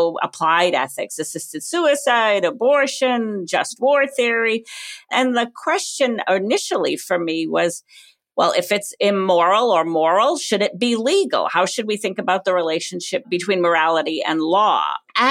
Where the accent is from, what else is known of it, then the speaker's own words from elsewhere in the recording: Cumberland, Rhode Island, United States; moved away as an adult; I grew up in Cumberland, Rhode Island.